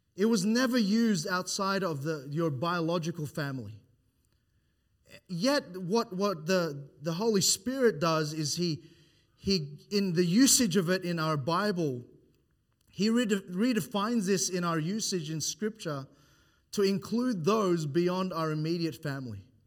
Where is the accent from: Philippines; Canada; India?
Philippines; now in Australia; I am Philippine Islands